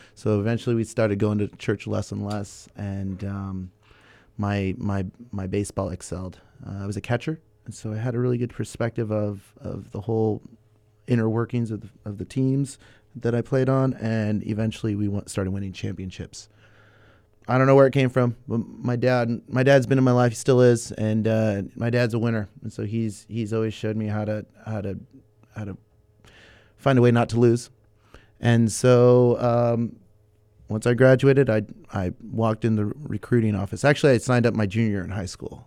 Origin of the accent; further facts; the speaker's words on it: Santa Barbara, California, United States; now in Ventura, United States; I was born in Santa Barbara, nineteen eighty-one. Uh, born and raised